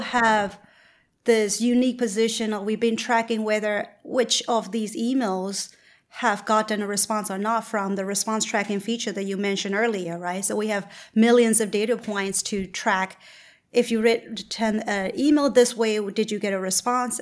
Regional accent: Myanmar; moved away; I'm originally from Burma

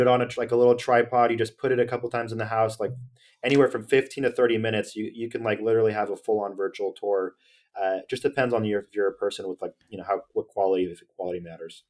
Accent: Sacramento, California, United States; I'm from Sacramento

